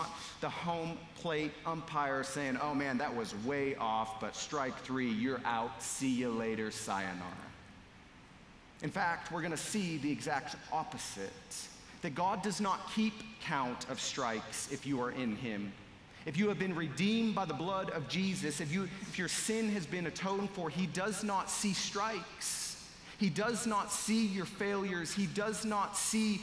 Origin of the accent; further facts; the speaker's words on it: Montana, United States; I'm from Montana